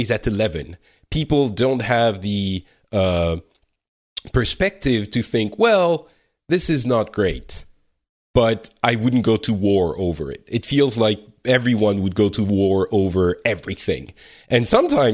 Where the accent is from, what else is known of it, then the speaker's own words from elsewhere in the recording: France; I'm from France